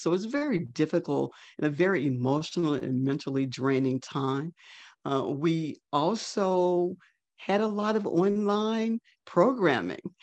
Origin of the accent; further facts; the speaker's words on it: North Mississippi, United States; now in Atlanta, United States; I was a 14 year old Black girl child growing up in North Mississippi